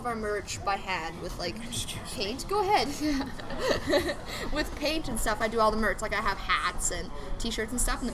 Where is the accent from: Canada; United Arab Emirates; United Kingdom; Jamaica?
Canada; Morden, Manitoba; now in Winnipeg, Canada; I'm from Morden, and the thrift stores out there are just awesome